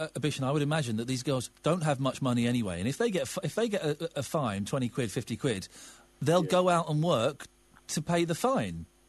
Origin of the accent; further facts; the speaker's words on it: Slough, South East England, United Kingdom; I grew up in Slough uh, in the 70s and the 80s